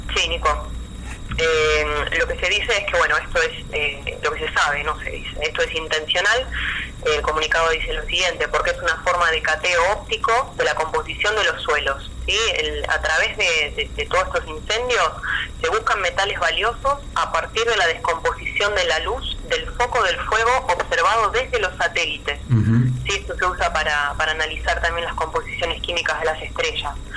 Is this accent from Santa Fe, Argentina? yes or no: no; Las Golondrinas, Chubut, Argentina; soy de Las Golondrinas, un paraje que queda entre el Bolsón y Lago Puelo